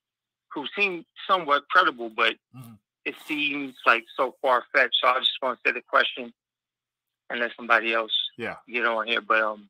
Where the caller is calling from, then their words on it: Pennsylvania, United States; Mike, it's … from PA.